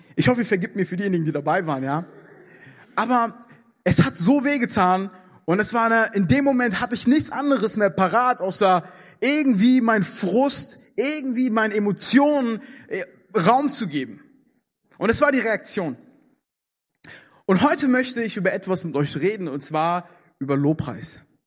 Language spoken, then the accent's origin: German; Germany; in Deutschland